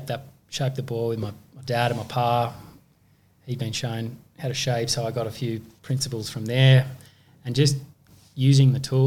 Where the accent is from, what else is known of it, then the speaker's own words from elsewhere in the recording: Bronte, New South Wales, Australia; I grew up in Bronte.